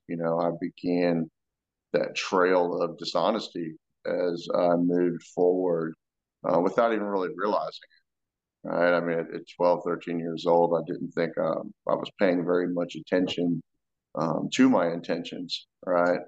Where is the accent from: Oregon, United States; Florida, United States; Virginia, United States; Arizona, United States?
Florida, United States; I grew up in Florida, pretty middle-class family